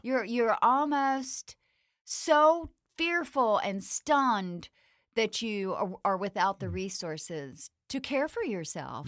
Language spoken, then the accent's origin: English; the South, United States; growing up in the South.